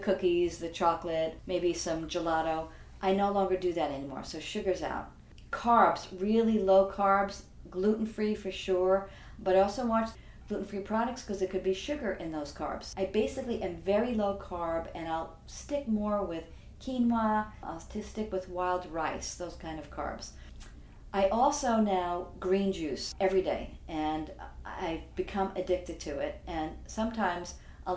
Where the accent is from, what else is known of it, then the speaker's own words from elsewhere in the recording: Franklin Square, New York, United States; I grew up in Franklin Square, which is on Long Island in New York.